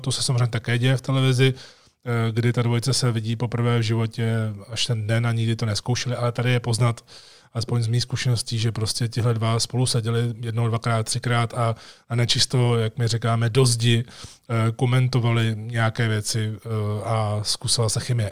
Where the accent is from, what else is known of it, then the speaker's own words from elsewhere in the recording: Czechia; jsem první Čech